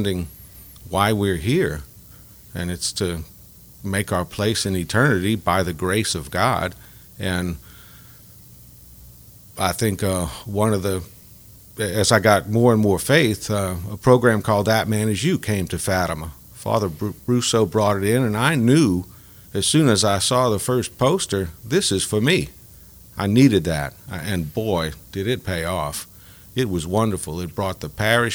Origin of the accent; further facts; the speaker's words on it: New Orleans, Louisiana, United States; now in Lafayette, United States; I grew up in New Orleans